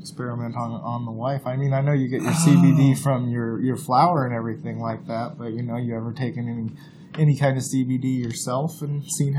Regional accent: Las Vegas, Nevada, United States; moved away as an adult; also born or lived in Oregon; I grew up in Vegas.

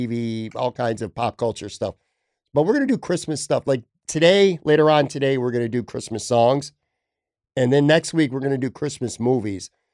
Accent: Buffalo, New York, United States; I grew up on the West Side

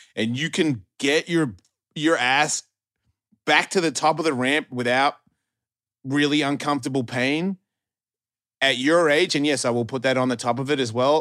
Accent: Australia; I'm from Australia.

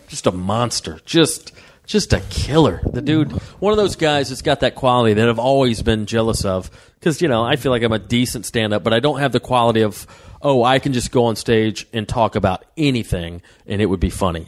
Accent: Waleska, Georgia, United States; now in Los Angeles, United States; it was rural area, North Georgia, yeah. uh, way up in Waleska, Georgia.

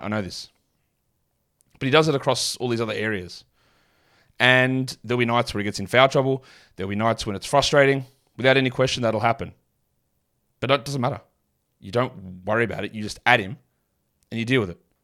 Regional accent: Australia; I'm from Australia.

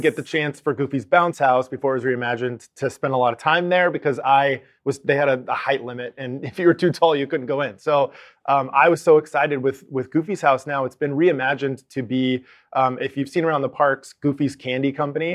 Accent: Arizona, United States; we're from Arizona

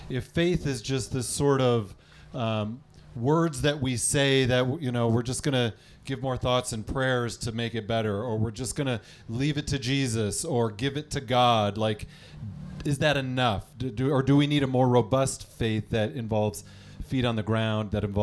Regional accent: Michigan, United States; Listen, I'm from Michigan, and the Detroit Lions are there.

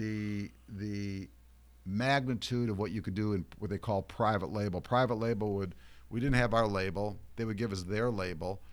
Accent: Ohio, United States; moved away as an adult; now in New York, United States; I grew up in Ohio

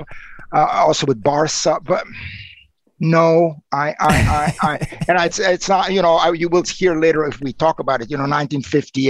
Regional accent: Timișoara, Timiș County, Romania; English is a second language; also born or lived in Boston, United States; now in Ann Arbor, United States; I was born in Timișoara in the western part of Romania

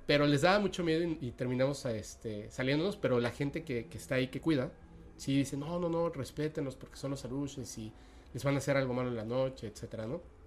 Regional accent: Mexico; also born or lived in Mérida, Yucatán; yo soy mexicano y de hecho estamos en una parte como ni siquiera en la parte central de México

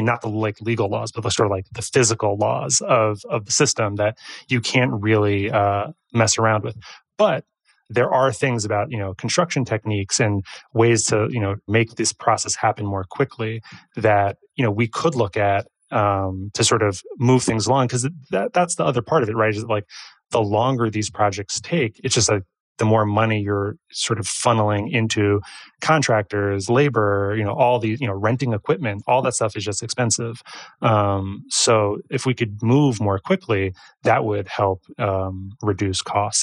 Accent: New York, United States; we're from New York

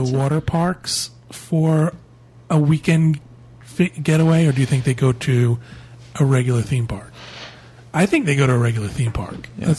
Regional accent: New Jersey, United States; moved away; I grew up in New Jersey

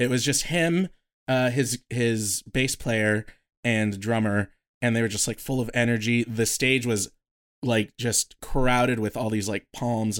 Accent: San Diego, California, United States; It's because we're from San Diego.

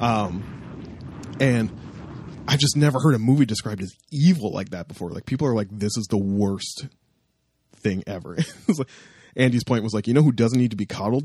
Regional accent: Toronto, Ontario, Canada; I'm from Toronto

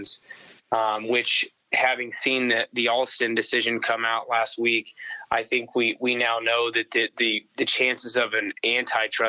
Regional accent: Abilene, Kansas, United States; born or raised there; moved away; also born or lived in Manhattan, Kansas

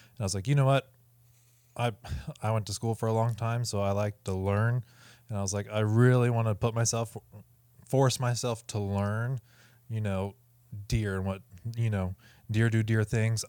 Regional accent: Ohio, United States; moved away as an adult; now in Northern Kentucky, United States; I grew up in Ohio

